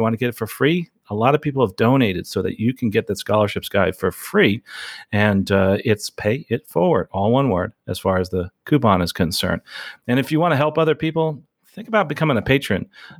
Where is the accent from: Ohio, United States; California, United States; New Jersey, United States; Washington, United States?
New Jersey, United States; We're both from Jersey, from New Jersey.